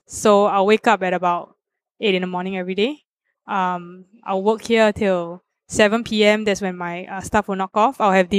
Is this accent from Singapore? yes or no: yes; Singapore; as a Singaporean